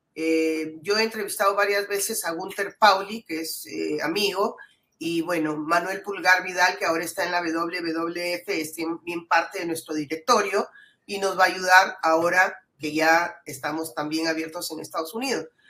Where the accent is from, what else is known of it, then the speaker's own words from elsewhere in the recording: Piura, Peru; soy piurana y amo mi, tierra